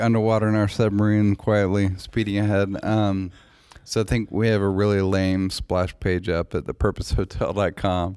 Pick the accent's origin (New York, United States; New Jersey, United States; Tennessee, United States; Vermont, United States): Tennessee, United States; Nashville; moved away as an adult; also born or lived in Los Angeles; my hometown